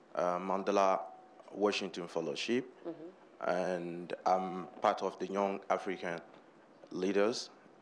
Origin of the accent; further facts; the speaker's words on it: Benin; I'm from Benin, as you can see my flag. I'm around in DC here for the last 3 months for Mandela Washington Fellowship.